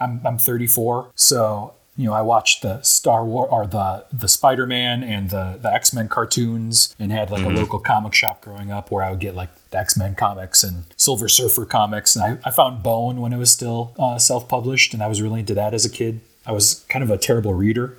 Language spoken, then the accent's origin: English; Naperville, Illinois, United States; moved away as an adult; also born or lived in Schaumburg, Illinois / Chicago, Illinois / Western Michigan; now in Seattle, United States; I'm from Naperville, Illinois originally